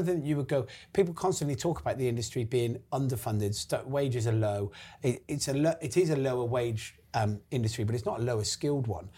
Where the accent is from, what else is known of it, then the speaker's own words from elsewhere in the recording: Gloucester, South West England, United Kingdom; moved away as an adult; also born or lived in London; we're from Gloucester